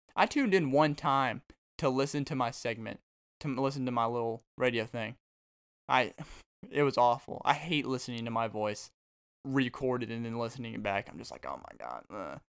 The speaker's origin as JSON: {"language": "English", "region": "Arkansas", "country": "United States", "moved": "yes", "lives_now": "Texas, United States", "said": "I'm from Arkansas, but I came down to Texas"}